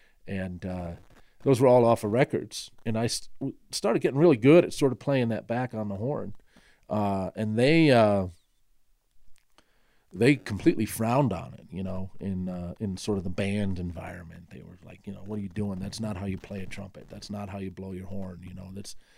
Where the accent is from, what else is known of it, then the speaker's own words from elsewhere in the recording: Chicago, Illinois, United States; also born or lived in Kingston, Jamaica; my formative years in Chicago. I sort of had, you know, your typical abnormal, tumultuous childhood. I was born in Kingston, Jamaica. And my father worked in international business at the time. My mother was from Germany.